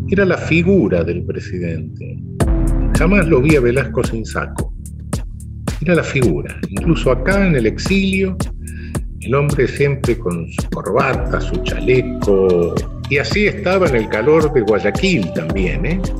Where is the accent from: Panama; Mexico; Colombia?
Panama; born there; Mira, yo soy de padre cubano. Mamá guatemalteca. Y para acabar de rematarla, nací en Panamá.